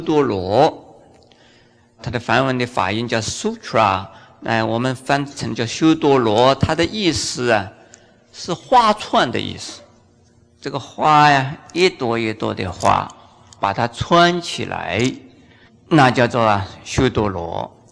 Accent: China; 我们中国人

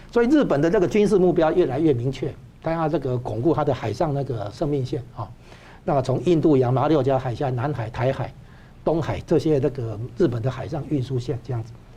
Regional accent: Taiwan; 现在我们台湾这边要把它稍微，呃，扭转一下

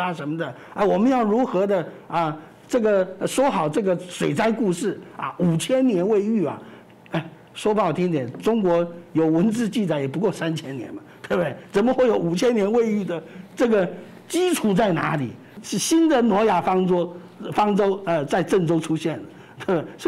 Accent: Taiwan; 我们在台湾生成长生活，台湾人你能够接受这样的一种政府吗？

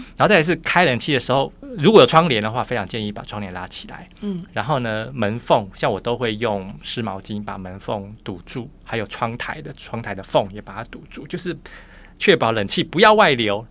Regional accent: Taiwan; 我是从小眷村长大的

